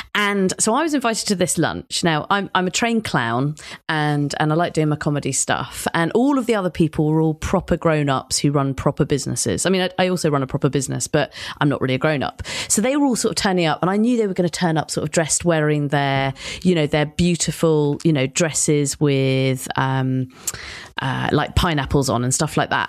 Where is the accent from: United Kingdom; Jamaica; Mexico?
United Kingdom; London; my world of being a Londoner